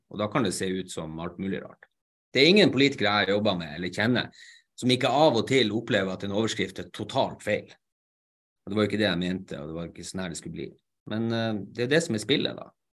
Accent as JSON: {"language": "Norwegian", "town": "Narvik", "region": "Nordland", "country": "Norway", "said": "først og fremst er jeg narvikværing"}